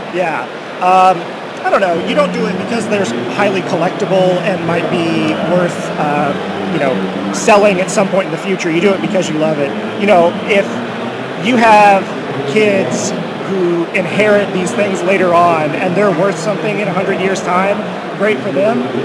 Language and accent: English; Oklahoma, United States; so I'm from Oklahoma.